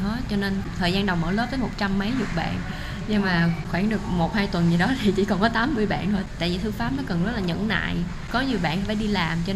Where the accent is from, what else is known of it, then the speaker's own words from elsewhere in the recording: Vietnam; moved away as an adult; now in Taoyuan, Taiwan; em đến từ Việt Nam